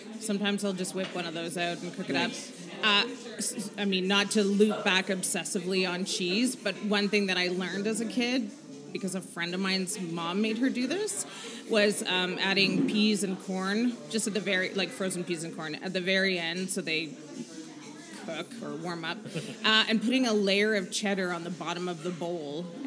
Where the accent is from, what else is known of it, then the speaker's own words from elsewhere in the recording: Vancouver, British Columbia, Canada; I grew up in Vancouver